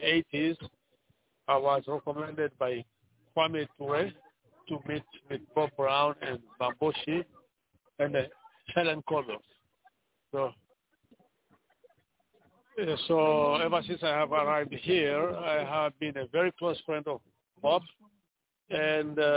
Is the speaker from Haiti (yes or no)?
no; Guinea; moved away as an adult; now in United States; I'm from Guinea.